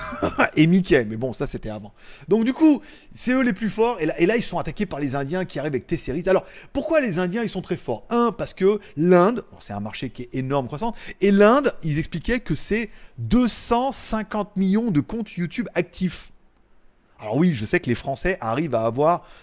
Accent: China; Je veux dire, moi, je suis chinois, je suis 50 Chine. Et là-bas, on m'a dit, en Chine, on dit Huawei.

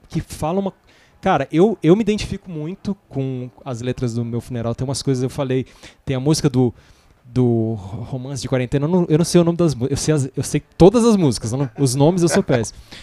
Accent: Brasília, Federal District, Brazil; eu sou de Brasília

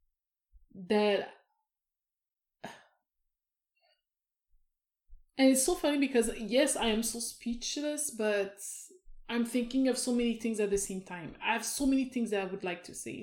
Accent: Canada; I am Canadian

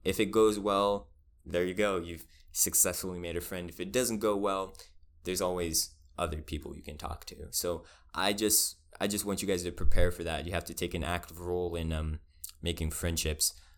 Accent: Spotsylvania, Virginia, United States; moved away as an adult; now in Richmond, United States; I was raised in Spaldovania, I did have, um, like, I was a minority in my elementary school

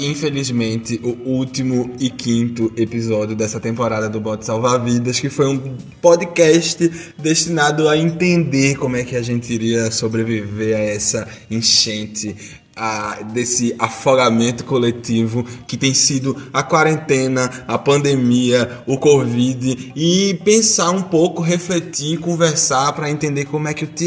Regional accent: Recife, Pernambuco, Brazil; eu tenho 22 anos e sou de Recife.

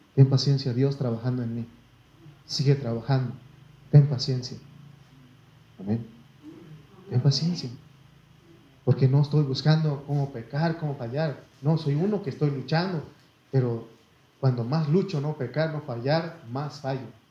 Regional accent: Mexico; soy mexicano hasta me llevo en la sangre y la piel

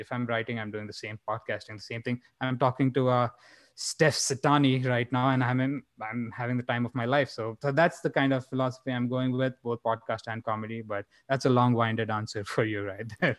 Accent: India; now in Phoenix, United States; growing up in India

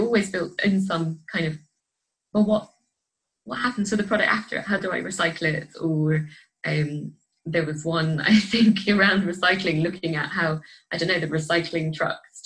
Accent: Scotland, United Kingdom; moved away; I grew up in Scotland

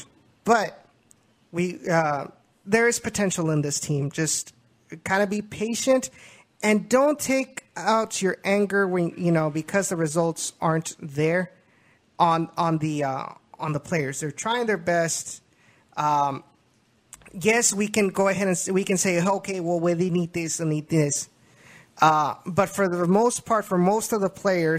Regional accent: Memorial, Texas, United States; I was from Memorial as well

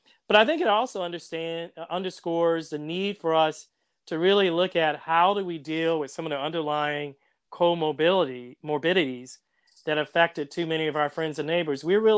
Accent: Jacksonville, Florida, United States; born there; also born or lived in Philadelphia / Chicago / New York; now in New Orleans, United States; Philly is a great place I've lived, Chicago, New York. I was born in Jacksonville, Florida. But there's nothing like the way New Orleans brings you in.

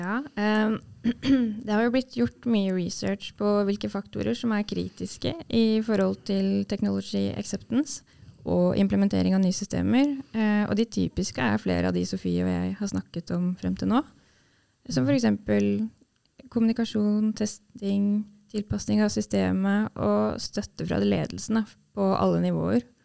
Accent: Sarpsborg, Østfold, Norway; jeg er fra Sarpsborg

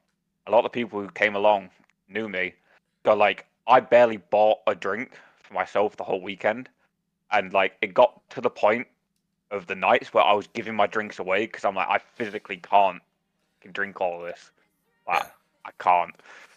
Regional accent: United Kingdom; I feel like part of being British is you do enjoy that social aspect of having a drink.

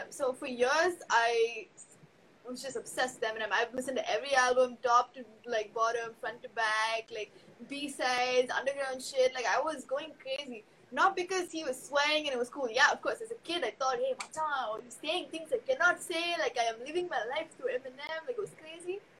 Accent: Chennai, Tamil Nadu, India; accent: Chennai Tamil; I don't have an Ur. I was born in Chennai, so uh, like my, my dad has a side, my mom has a side, but like for me it was city only.

